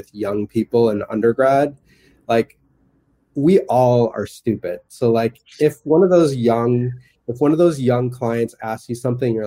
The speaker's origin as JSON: {"language": "English", "country": "United States", "also_born_or_lived": "Toronto, Canada / San Francisco", "moved": "as an adult", "said": "I'm American, just because I've grown up in this society"}